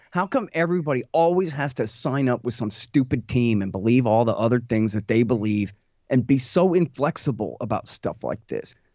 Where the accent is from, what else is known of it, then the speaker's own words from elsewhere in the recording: Austin, Texas, United States; I'm from Austin